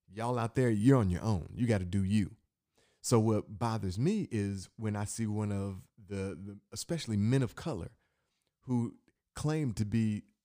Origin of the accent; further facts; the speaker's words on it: Michigan, United States; I'm from Michigan